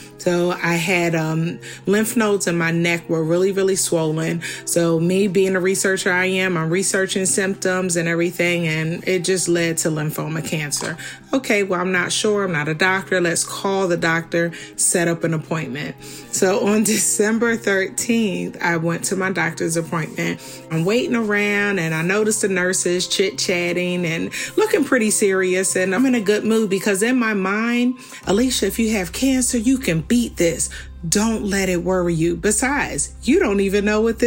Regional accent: Philadelphia, Pennsylvania, United States; now in North Carolina, United States; I'm originally from Philadelphia, Pennsylvania.

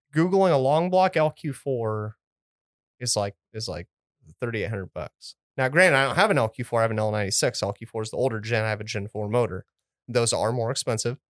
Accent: United States; I'm an American. I was born in America

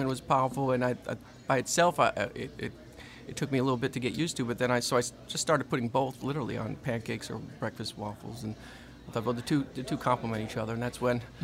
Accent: Connecticut, United States; moved away as an adult; now in Louisiana, United States; I've come from Connecticut, grew up, born and raised in Connecticut, came down here early 2000

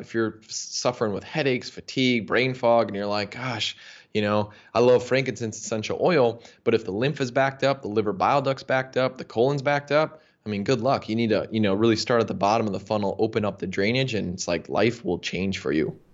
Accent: United States; I grew up in the United States

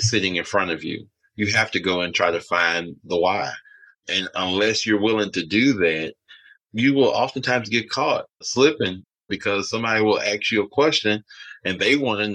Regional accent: Alexandria, Louisiana, United States; moved away; I grew up in Alexandria, Louisiana.

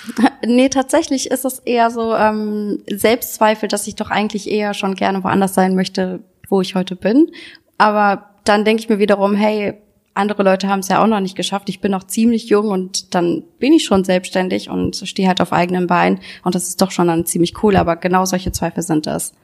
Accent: Solingen, North Rhine-Westphalia, Germany; Ich komme aus Solingen, wie ihr jetzt schon wisst

